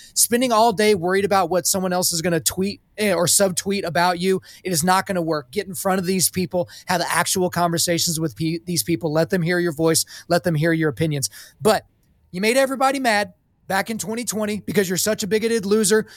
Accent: Oklahoma, United States; I was born in Oklahoma, so I'm a Christian

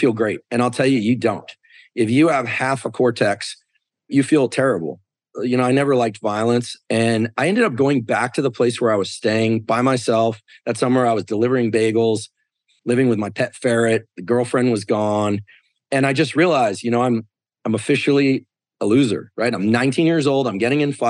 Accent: Stanford, California, United States; I was born in Stanford Hospital

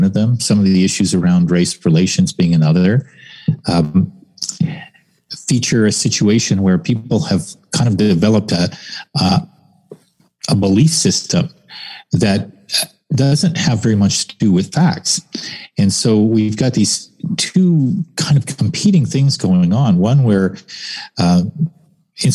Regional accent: Canada

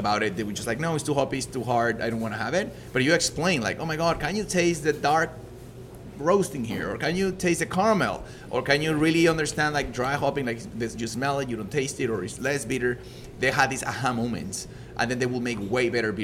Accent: Mexico; English is a second language; moved away as an adult; also born or lived in Leeds, England; now in Canada; I'm not from an English-speaking country. I was born in Mexico

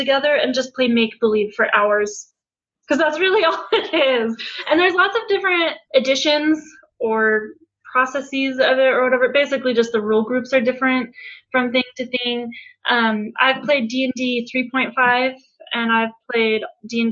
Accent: Colorado, United States; now in Utah, United States; I'm originally from Colorado

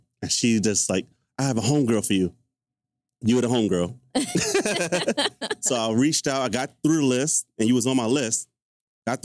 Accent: Harlem, New York, United States; I'm from Harlem, but I don't know.

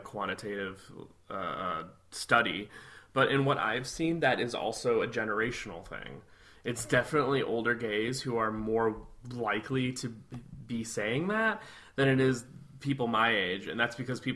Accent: Midwest, United States; I'm from the Midwest

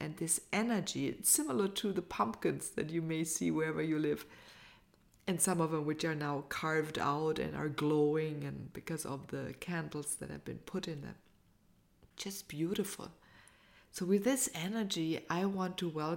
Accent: United States; as an American

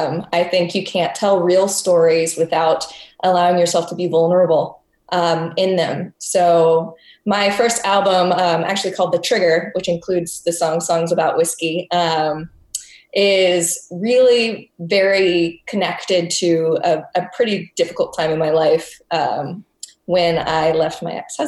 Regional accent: United States; also born or lived in Texas / Tennessee; I grew up in Texas and Tennessee

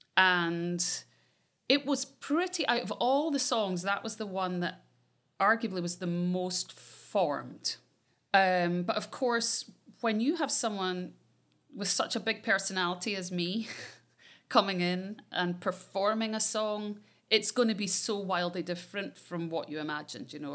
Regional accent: Scotland, United Kingdom; I'm Scottish.

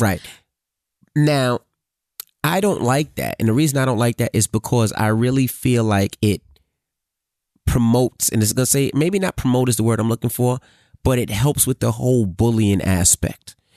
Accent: New York City, New York, United States; I grew up in Queens Village

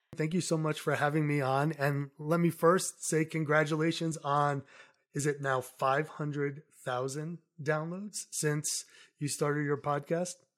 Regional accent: Somerset, Massachusetts, United States; moved away as an adult; also born or lived in New York City; now in Colorado, United States; I grew up in New England, so I grew up in a very small town in southeastern Massachusetts called Somerset.

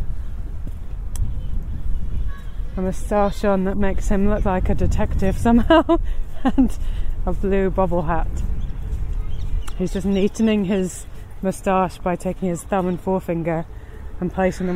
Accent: London, United Kingdom; I grew up in London

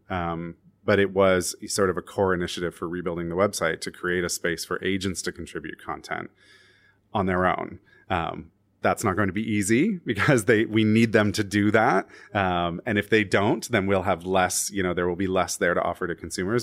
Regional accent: Canada; now in New York City, United States; I'm Canadian.

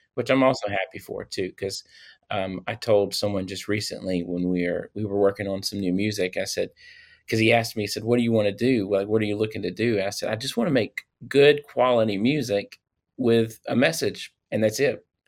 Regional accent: Louisiana, United States; I am from Louisiana.

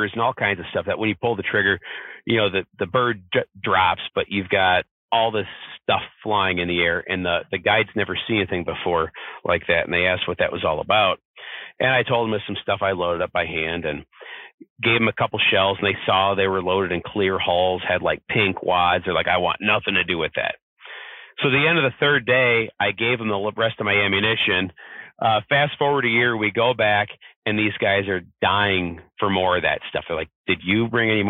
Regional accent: Southwest Michigan, United States; I'm from Southwest Michigan.

